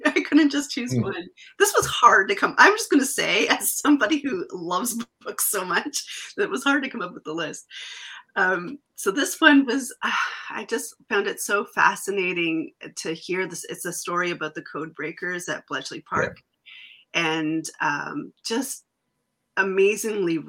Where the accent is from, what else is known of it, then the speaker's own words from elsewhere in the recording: Canada; as a Canadian too